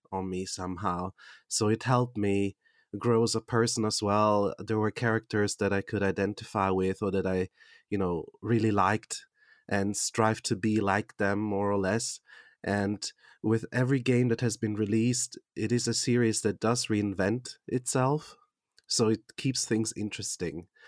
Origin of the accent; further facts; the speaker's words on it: Switzerland; English is a second language; I am from Switzerland